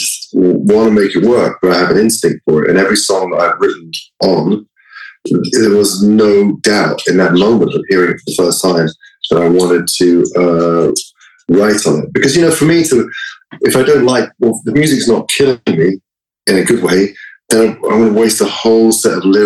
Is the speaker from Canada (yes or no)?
no; London, United Kingdom; moved away; growing up in London in a sort of a more progressive mindset